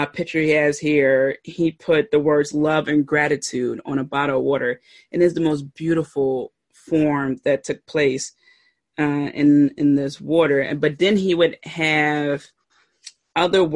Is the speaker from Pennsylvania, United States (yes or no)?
yes; Philadelphia, Pennsylvania, United States; I pronounce water like W-O-O-D-E-R. I'm from Philly